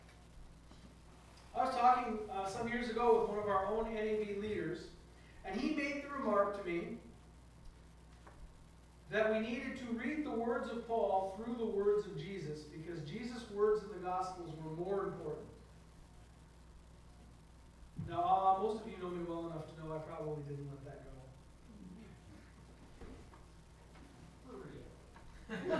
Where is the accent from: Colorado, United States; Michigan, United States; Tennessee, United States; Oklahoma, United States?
Michigan, United States; Iron River; moved away; it was like my hometown. Just, if you didn't know me, you probably never would have heard of Iron River, Michigan